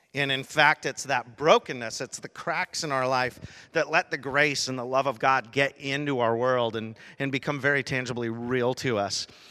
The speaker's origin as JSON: {"language": "English", "town": "Rochester", "region": "Washington", "country": "United States", "tie": "born or raised there", "said": "I grew up in Rochester, Washington, in a little area actually called Gate"}